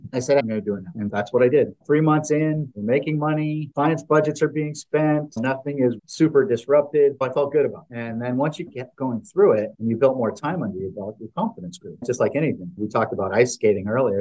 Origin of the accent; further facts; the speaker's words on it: Canada; moved away as an adult; now in Dallas, United States; I'm a guy from Canada that came into the U.S. and started my career in Canada